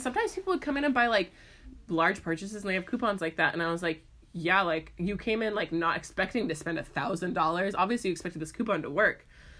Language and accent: English; Ireland; I'm from Ireland.